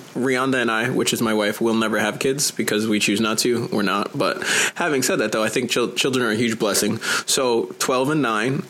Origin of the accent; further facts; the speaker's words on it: New York, United States; As a New Yorker